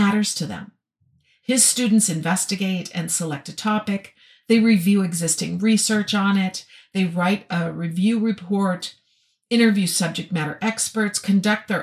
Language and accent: English; Minnesota, United States; born or raised there; moved away as an adult